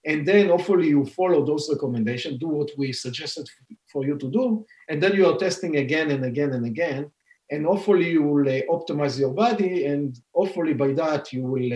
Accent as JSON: {"language": "English", "country": "Israel", "tie": "born or raised there", "second_language": "English", "moved": "as an adult", "lives_now": "Boston, United States", "said": "You can hear from my accent that I'm not a Native American, born and raised in Israel"}